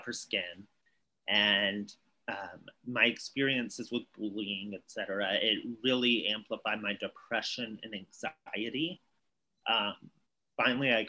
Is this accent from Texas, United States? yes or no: yes; East Texas, United States; I grew up in East Texas and it's very conservative here